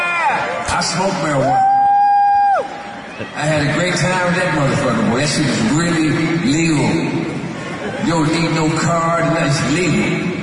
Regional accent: East Coast, United States; I'm from the East Coast. I don't like shit like that.

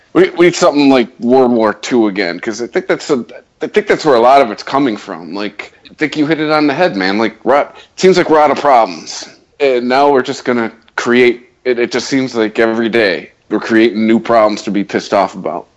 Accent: Detroit, Michigan, United States; We're from Detroit

